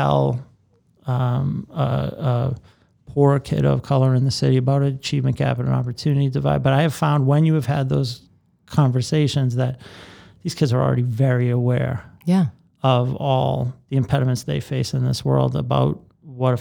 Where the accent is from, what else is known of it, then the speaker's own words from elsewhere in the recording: Boston, Massachusetts, United States; I grew up in Boston. I grew up in Roslindale